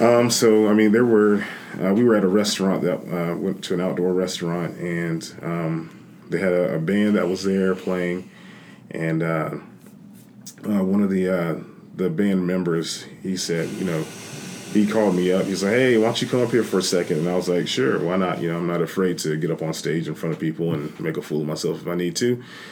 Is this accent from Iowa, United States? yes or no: no; South Carolina, United States; I was from South Carolina